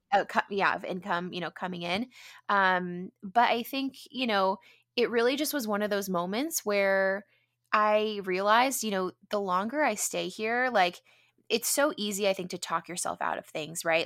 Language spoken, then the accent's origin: English; San Diego, California, United States; growing up in San Diego, being, you know, in a predominantly white neighborhood